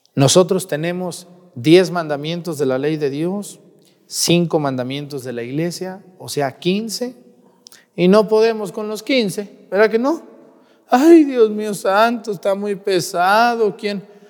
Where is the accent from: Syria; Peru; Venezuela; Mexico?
Mexico; Mexticacán, Jalisco; moved away; mi pueblo que tanto extraño, mi pueblo, Mesticacán, allá en Jalisco, un pueblo muy chiquito de los Altos de Jalisco